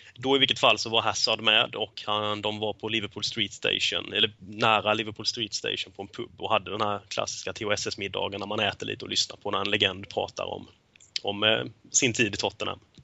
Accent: Småland, Sweden; som smålänning som jag är

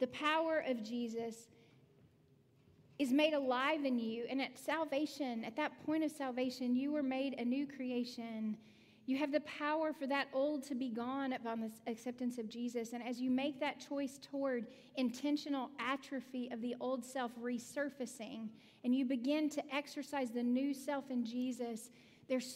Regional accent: the South, United States; I'm from the South. We do things really slow

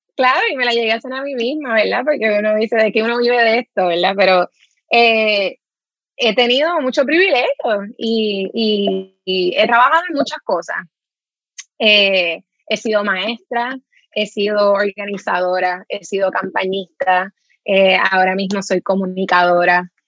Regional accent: Trujillo Alto, Puerto Rico; moved away as an adult; yo crecí en Carraízo, en Trujillo Alto

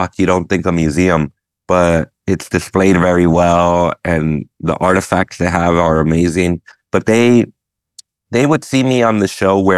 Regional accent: United States; I'm Mexican American and my parents are immigrants

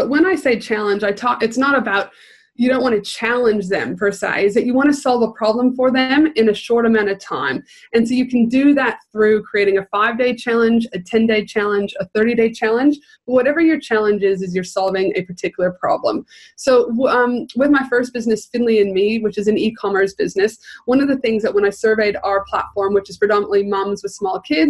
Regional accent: Canada; now in Australia; Originally from Canada, so I always say, yes, the proud Canadian

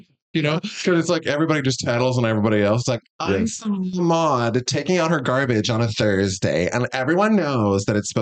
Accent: Kansas City, Missouri, United States; moved away as an adult; also born or lived in Iowa / Boston; I grew up here in Missouri. I grew up in South Kansas City.

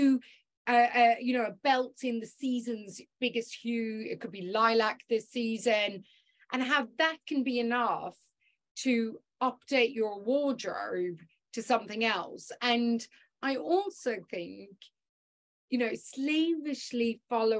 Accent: Ireland; I'm Irish

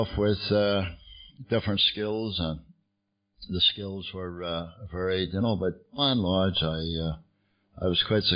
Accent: Belfast, Northern Ireland, United Kingdom; moved away as an adult; now in London, United Kingdom; I get sober in Belfast, you can tell from the accent. I'm not from London. I've lived in London for many years. But I was born in Belfast

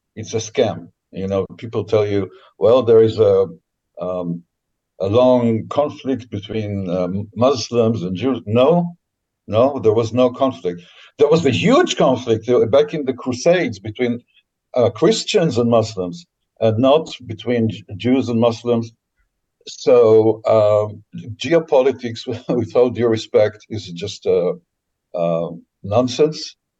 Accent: Israel; I was born in Israel uh, after they came here.

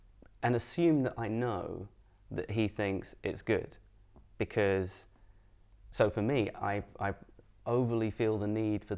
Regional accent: Edinburgh, Scotland, United Kingdom; I'm from Edinburgh, and then people go, yeah, where's your accent? Like, I got lost in the post. Like, as my family moved around a bunch, but Edinburgh's my home, and I grew up here.

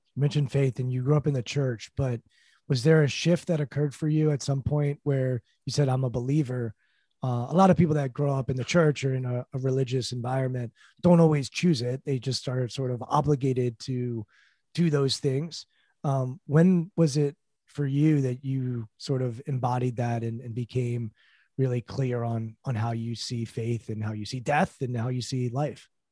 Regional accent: Washington, District of Columbia, United States; my hometown basketball team, the Washington Wizards

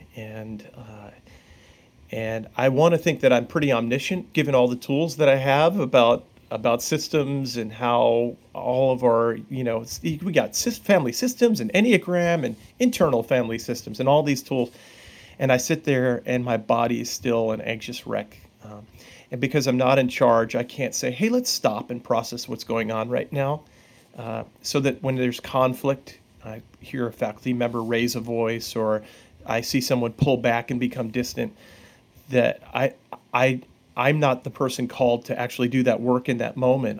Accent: Long Island, New York, United States; I grew up on Long Island

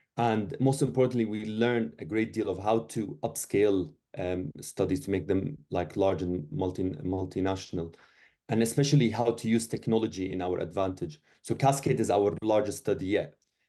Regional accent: Syria; English is a second language; moved away; I came from Syria about like 10 years ago, and like very little English

